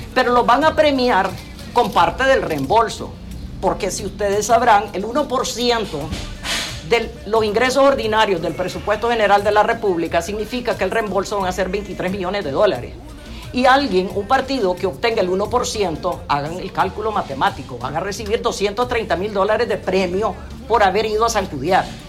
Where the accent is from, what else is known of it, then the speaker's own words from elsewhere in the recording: Nicaragua; los nicaragüenses